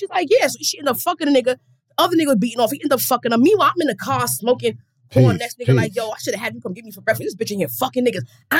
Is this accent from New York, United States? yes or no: yes; White Plains, New York, United States; Plains, New York, born and raised.